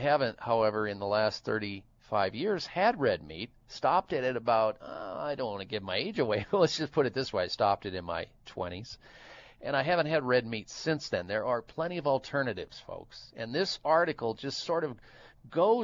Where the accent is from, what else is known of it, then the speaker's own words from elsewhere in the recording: Iowa, United States; growing up in the state of Iowa. I grew up in the Midwest